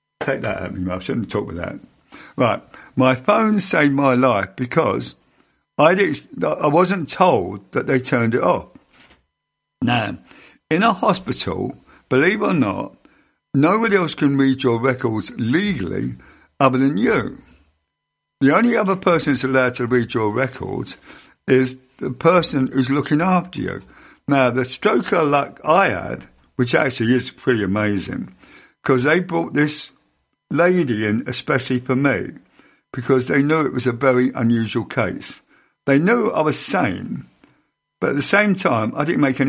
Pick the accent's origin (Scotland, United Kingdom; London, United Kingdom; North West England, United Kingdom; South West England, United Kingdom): South West England, United Kingdom; Ottery St Mary; I was born in Ottery St Mary